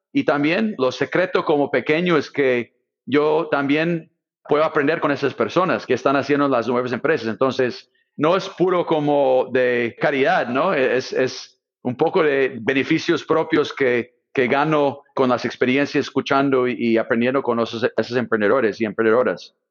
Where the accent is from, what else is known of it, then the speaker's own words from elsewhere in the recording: Silicon Valley, California, United States; Spanish is a second language; moved away as an adult; also born or lived in Brazil / Latin America; soy del Valle Silicio